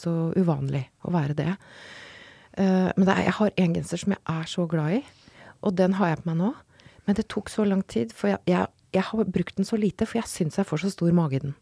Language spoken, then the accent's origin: Norwegian; Røros, Trøndelag, Norway; jeg kommer fra Røros